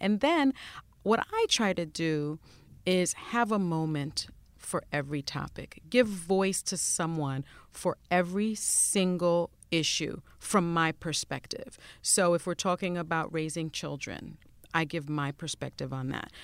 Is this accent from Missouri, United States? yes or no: no; New York City, New York, United States; first language Spanish; English is a second language; also born or lived in Washington; I grew up in the South Bronx and the projects